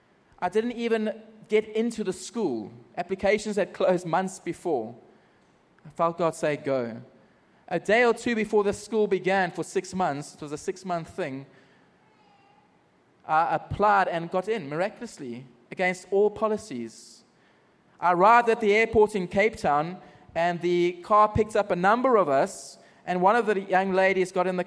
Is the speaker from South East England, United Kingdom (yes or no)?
yes; Margate, South East England, United Kingdom; went back to my hometown called Margate and was invited to speak into some churches.